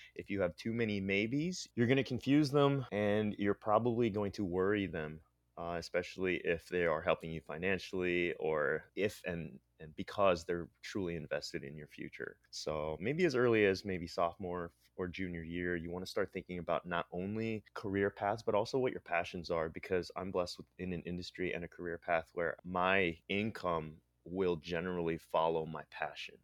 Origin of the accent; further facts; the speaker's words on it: State College, Pennsylvania, United States; moved away as an adult; also born or lived in Philippines; now in San Francisco, United States; I'm, I'm actually from State College, Pennsylvania. I'm actually, uh, an immigrant from the Philippines. My parents brought me here in eighty-nine